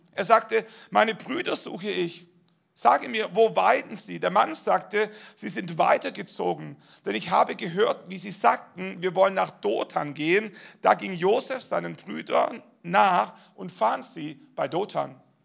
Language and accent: German; Baden-Württemberg, Germany; bin in Baden-Württemberg aufgewachsen